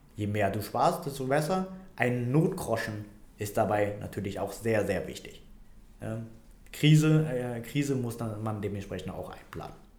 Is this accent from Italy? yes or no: no; Vietnam; now in Germany; Vietnam. Ne? Da komme ich her